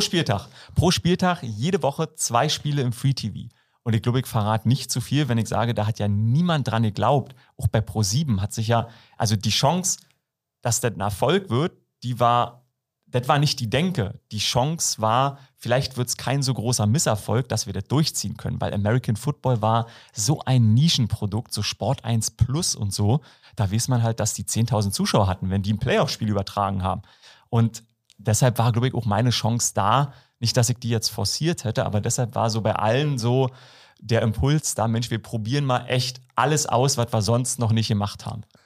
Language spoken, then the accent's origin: German; about 20 km from Berlin, Brandenburg, Germany; accent: Berlin dialect; gerade bei so einem Ossi. Also ich bin äh, aus Brandenburg so ja, äh, ein Stück weg von Berlin, so 20 Kilometer